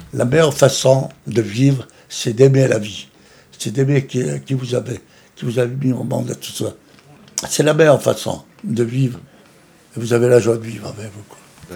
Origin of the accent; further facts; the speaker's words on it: Tunisia; now in France; Je suis né en Tunisie, et c'est là où j'ai commencé à apprendre les trois langues